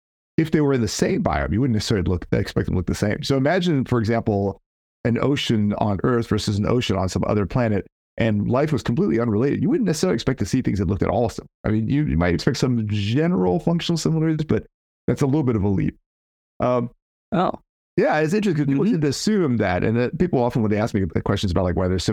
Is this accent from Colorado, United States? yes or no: no; California, United States; I'm from California